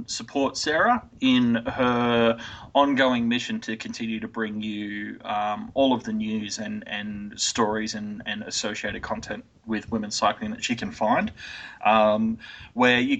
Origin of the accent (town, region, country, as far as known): Australia